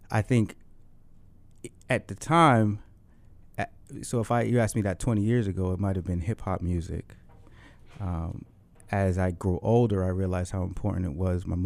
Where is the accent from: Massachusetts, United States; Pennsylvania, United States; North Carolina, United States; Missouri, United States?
Massachusetts, United States; Dorchester; the problems or the issues or the desires that I was facing as a as a as a man growing up in Dorchester trying to find himself.